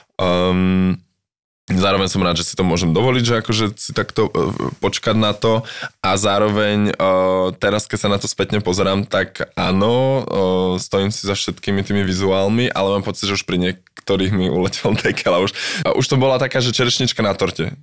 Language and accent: Slovak; Slovakia; first language Slovak; also born or lived in London, United Kingdom; now in Prague, Czech Republic; môj rodný jazyk